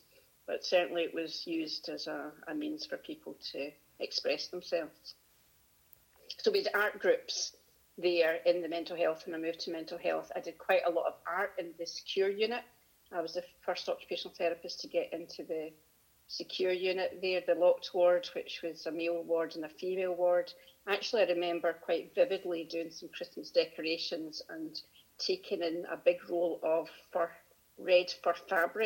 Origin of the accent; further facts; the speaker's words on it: Glasgow, Scotland, United Kingdom; also born or lived in Pittenweem, Fife / Manchester; I grew up in Glasgow initially, but most of my early childhood was in Pittenweem and Fife. And then we moved back to Glasgow. So around Glasgow predominantly, but 7 years in Fife